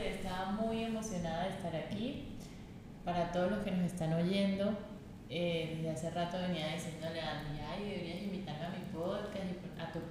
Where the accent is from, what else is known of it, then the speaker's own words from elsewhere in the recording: Venezuela; y, bueno, soy venezolana, tengo 28 años